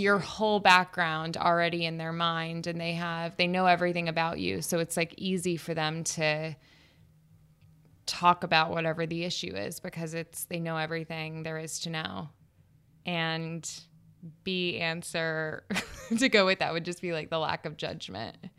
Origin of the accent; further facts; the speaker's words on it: Panama City, Florida, United States; moved away as an adult; also born or lived in Alabama / New York; I lived in the Panhandle of Florida